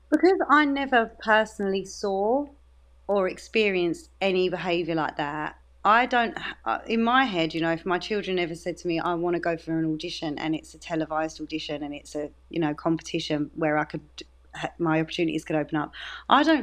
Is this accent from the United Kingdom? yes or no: yes; Dagenham, London, United Kingdom; my accent is my accent. I'm from Dagenham and I'm very proud of it.